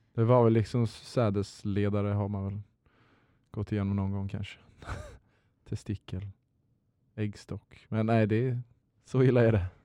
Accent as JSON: {"language": "Swedish", "country": "Luxembourg", "tie": "born or raised there", "also_born_or_lived": "Lund, Sweden", "moved": "as an adult", "lives_now": "Stockholm, Sweden", "said": "född och uppväxt i Luxemburg"}